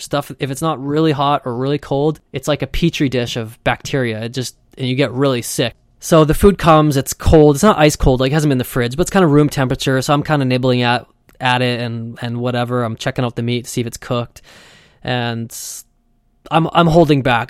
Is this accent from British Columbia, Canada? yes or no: yes; Vancouver, British Columbia, Canada; I'm from Vancouver, and it rains a lot here.